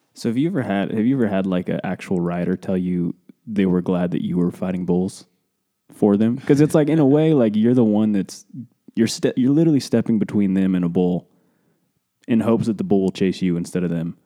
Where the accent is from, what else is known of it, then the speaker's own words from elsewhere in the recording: Cody, Wyoming, United States; we're from Cody, Wyoming